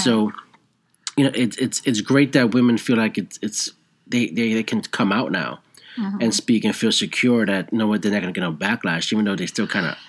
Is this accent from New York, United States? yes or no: yes; New York, United States; growing up in New York